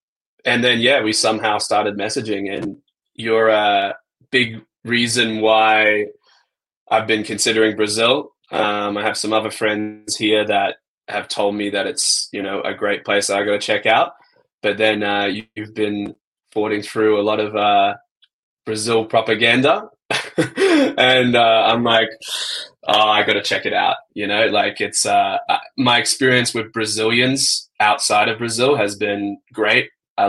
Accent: Australia; I think I'm Australian and like Southeast Asia is convenient. It's closer to home, better time zone for Australia

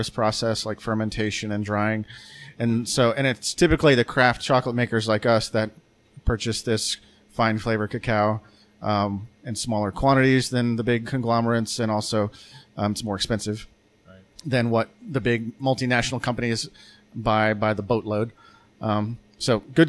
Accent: Arkansas, United States; now in Bentonville, United States; I'm from Arkansas, but not Northwest Arkansas. I mean, I came here for college in 2004, and I've lived here ever

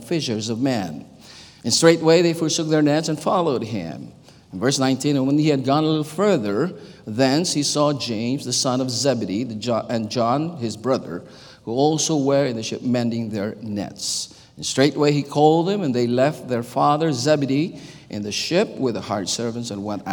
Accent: Philippines; English is a second language; moved away; I was born and raised in the Philippines

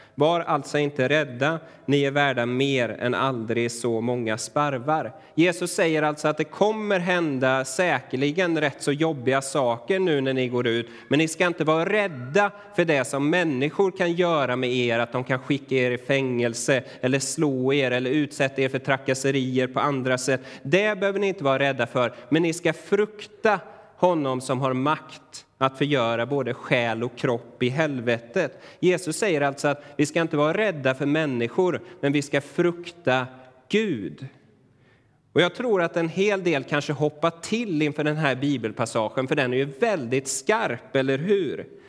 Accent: Sweden; för oss idag som moderna svenskar

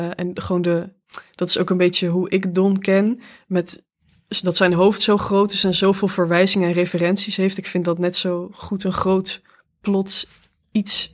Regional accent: Venray, Limburg, Netherlands; moved away; in de Schouwburg van Venray, waar ik ben opgegroeid.

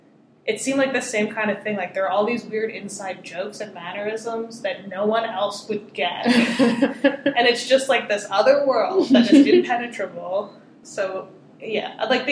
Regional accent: Philadelphia, Pennsylvania, United States; I grew up in the Philly area

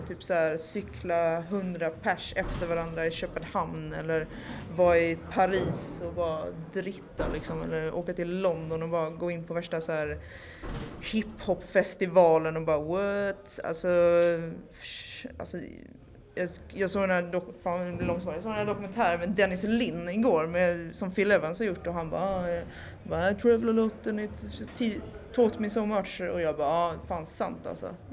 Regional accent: Malmö, Skåne, Sweden; now in Stockholm, Sweden; från Malmö, numera bosatt i Stockholm.

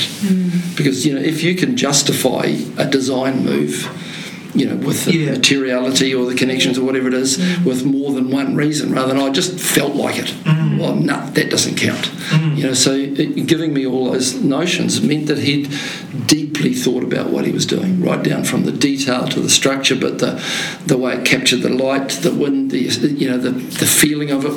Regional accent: Te Awamutu, Waikato, New Zealand; I'm from Te Awamutu in the Waikato

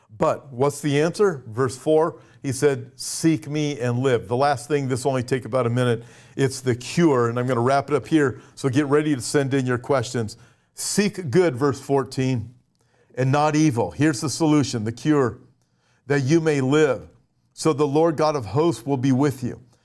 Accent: United States; I'm an American, uh, a, and I live in America.

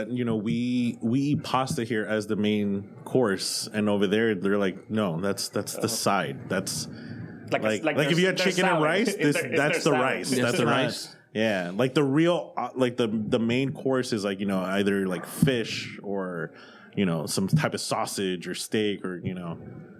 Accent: United States; And I'm so American.

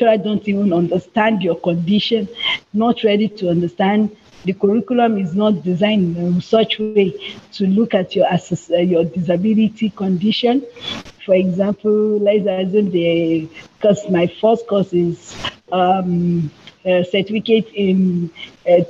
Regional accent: Yorubaland, Nigeria; I'm Yoruba, I come from Yoruba land

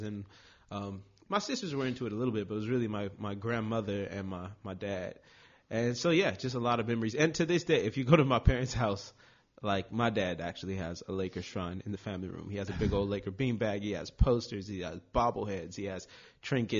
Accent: Long Beach, California, United States; I'm born and raised in Long Beach

